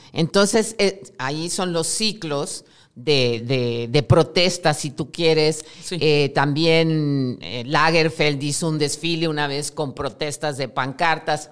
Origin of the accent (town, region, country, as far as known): Mexico